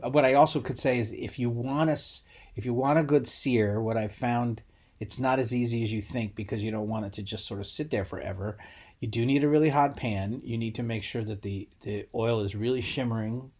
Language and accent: English; Rhode Island, United States; I'm from Rhode Island and we grew up having tons of seafood